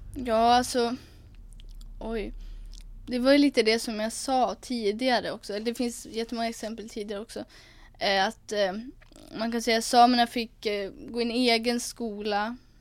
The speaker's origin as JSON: {"language": "Swedish", "town": "Umeå", "region": "Västerbotten County", "country": "Sweden", "tie": "born or raised there", "said": "Jag är 19 eh, år och bor här i Umeå. Uppvuxen här och kommer härifrån staden"}